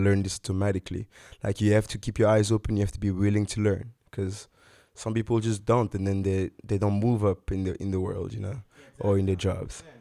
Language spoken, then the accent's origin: English; DR Congo; now in South Africa; my home country, G R C Congo